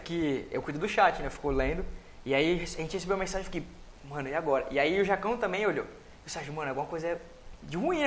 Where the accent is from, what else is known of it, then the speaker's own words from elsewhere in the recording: Cubatão, São Paulo, Brazil; also born or lived in Santos; Nasci, nasci, nasci em Santos, mas sempre criado em Cubatão